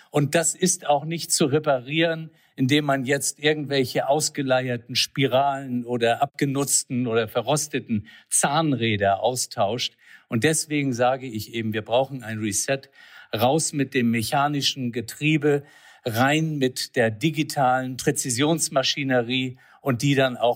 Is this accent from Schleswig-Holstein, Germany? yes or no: yes; Flensburg, Schleswig-Holstein, Germany; born there; Also geboren in Flensburg, Mutter Dänen, Vater Hamburger. Ich würde mal sagen, echtes Nordlicht